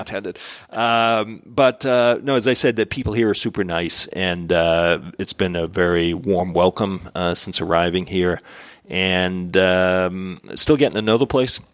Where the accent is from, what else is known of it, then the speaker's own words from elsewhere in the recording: Boston, Massachusetts, United States; moved away as an adult; now in Dallas, United States; I'm from Boston